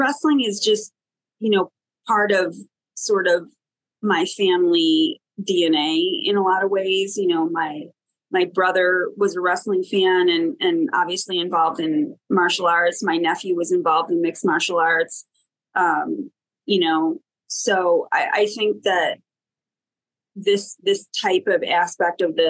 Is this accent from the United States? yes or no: yes; Buffalo, New York, United States; moved away as an adult; I'm originally from Buffalo, New York, and I moved to New York City in 1999 to get my master's degree at Columbia University.